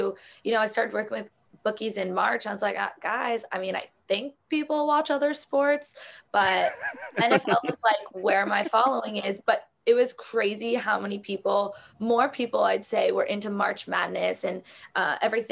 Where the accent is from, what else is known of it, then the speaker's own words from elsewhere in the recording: South Florida, United States; I grew up in South Florida